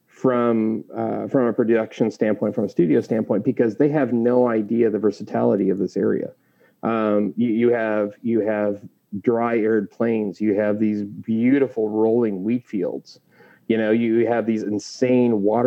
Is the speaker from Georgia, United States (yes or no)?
no; Clarkston, Washington, United States; also born or lived in Portland, Oregon / Lewiston, Idaho; now in California, United States; I grew up in the Valley, so I'm well aware of, the Northern Idaho, Eastern Washington mindset